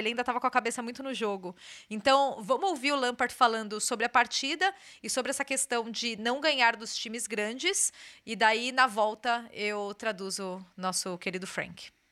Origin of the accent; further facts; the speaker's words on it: Brazil; moved away as an adult; now in England, United Kingdom; passei minha vida inteira no Brasil